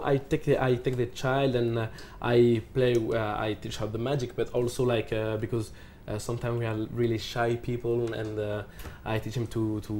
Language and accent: English; Paris, Île-de-France, France; also born or lived in Morocco / Dubai; I'm from Paris